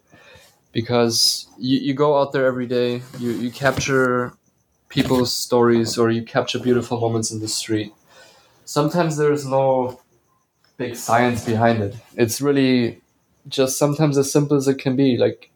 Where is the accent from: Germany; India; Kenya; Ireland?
Germany; Bavaria; moved away as an adult; now in Atlanta, United States; I was born and raised in Bavaria, Germany, and I moved to the United States, to Atlanta, in 2016